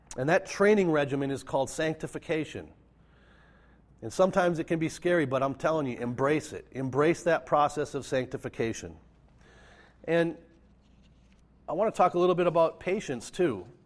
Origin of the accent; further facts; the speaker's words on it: Minnesota, United States; I grew up in Minnesota, raised in the Lutheran tradition